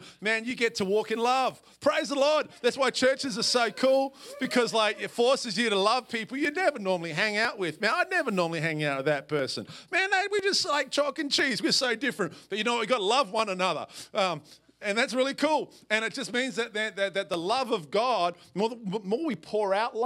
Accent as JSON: {"language": "English", "town": "Perth", "region": "Western Australia", "country": "Australia", "also_born_or_lived": "Portland, Oregon", "moved": "as an adult", "lives_now": "Washougal, United States", "said": "I am from a little south of South Salem. I'm from Perth, Australia"}